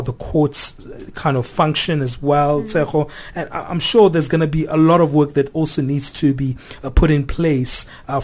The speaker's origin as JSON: {"language": "English", "country": "South Africa", "said": "myself as a South African"}